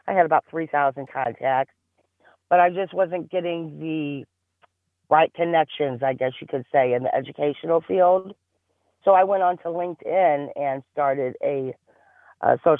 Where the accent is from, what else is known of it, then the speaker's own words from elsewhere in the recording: Caseyville, Illinois, United States; also born or lived in East St. Louis, Illinois; Grew up in Caseyville.